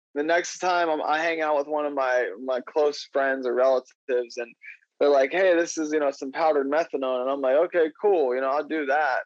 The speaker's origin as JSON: {"language": "English", "region": "Ohio", "country": "United States", "said": "I'm from Ohio"}